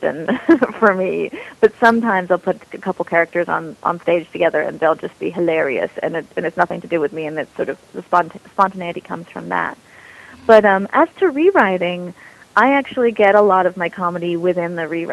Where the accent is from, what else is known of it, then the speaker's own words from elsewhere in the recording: United States; I'm American